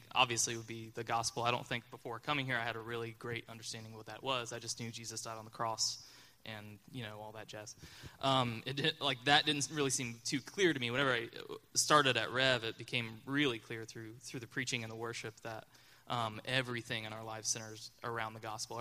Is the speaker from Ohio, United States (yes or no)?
yes; Wheelersburg, Ohio, United States; I grew up in the Berg